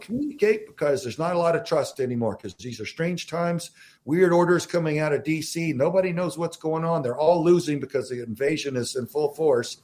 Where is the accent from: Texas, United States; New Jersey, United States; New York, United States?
Texas, United States; Southern; also born or lived in Southern Arizona; now in Arizona, United States; I'm from Southern Texas